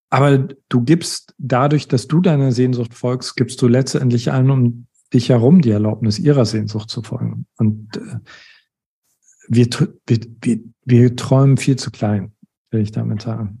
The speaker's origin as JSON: {"language": "German", "region": "East Germany", "country": "Germany", "said": "Ich komme aus einem atheistischen Haus. Äh, ich komme aus Ostdeutschland"}